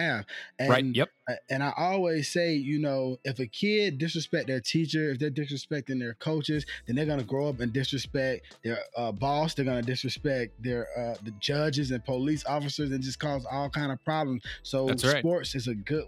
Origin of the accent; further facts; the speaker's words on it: Georgia, United States; moved away; when I was living in Georgia, I'm from Georgia, and I was fortunate enough to be stationed out there for the military.